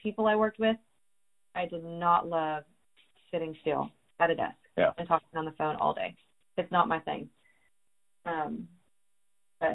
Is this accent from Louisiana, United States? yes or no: no; California, United States; moved away as an adult; also born or lived in Texas; I moved to Texas because I was originally from California